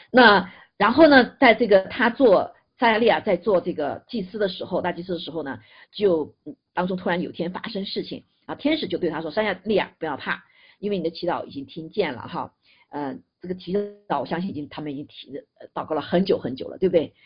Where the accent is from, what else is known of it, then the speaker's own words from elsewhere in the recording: China; 但我们中国人是很特别哈